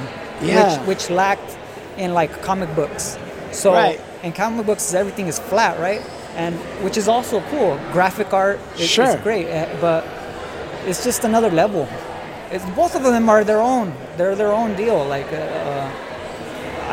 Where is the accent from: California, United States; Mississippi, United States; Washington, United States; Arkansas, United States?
California, United States; Oxnard; I'm from Oxnard. So I grew up in an area called Colonia